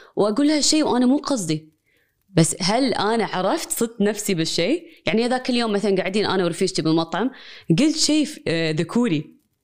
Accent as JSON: {"language": "Arabic", "country": "Kuwait", "tie": "born or raised there", "said": "انا مولوده كويتيه"}